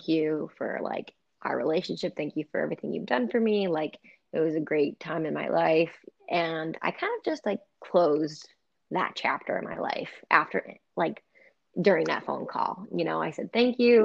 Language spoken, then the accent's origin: English; Richmond, United States; the local bar in Richmond, like because he's from my hometown